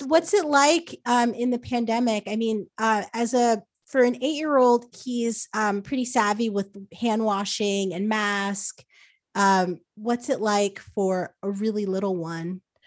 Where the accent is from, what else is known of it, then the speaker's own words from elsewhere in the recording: New Jersey, United States; moved away as an adult; also born or lived in New York; now in Los Angeles, United States; I, I grew up in New Jersey, so I, I was basically born in a mall